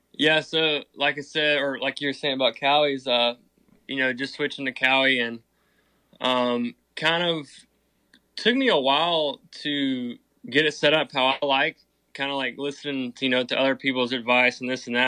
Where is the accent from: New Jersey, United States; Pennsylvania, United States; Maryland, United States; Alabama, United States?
Alabama, United States; now in Thomasville, United States; I'm originally from Alabama, but I actually live in uh, Thomasville, Georgia